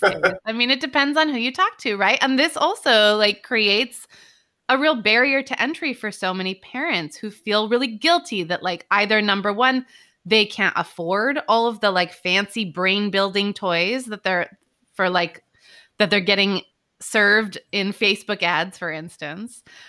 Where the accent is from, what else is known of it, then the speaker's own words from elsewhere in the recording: Bay Area, Northern California, United States; moved away as an adult; also born or lived in New York; I grew up in California, Northern California, in the Bay Area.